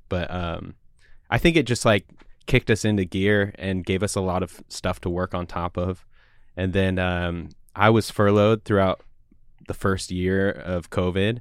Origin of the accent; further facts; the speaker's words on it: Woodinville, Washington, United States; also born or lived in Seattle; I grew up actually in, in, like, Woodinville area.